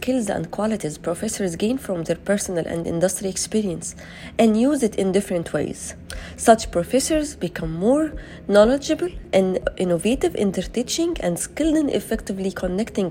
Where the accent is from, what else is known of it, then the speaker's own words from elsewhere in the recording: Egypt; from Egypt